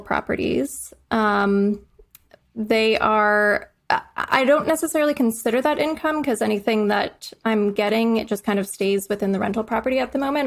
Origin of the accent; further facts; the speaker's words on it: Midwest, United States; moved away; I'm from the Midwest